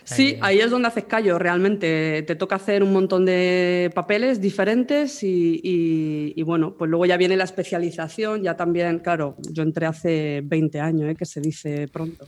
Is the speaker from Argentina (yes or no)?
no; Almería, Andalusia, Spain; moved away as an adult; now in Madrid, Spain; de Almería, de ahí mi acento, ¿no? Soy de allí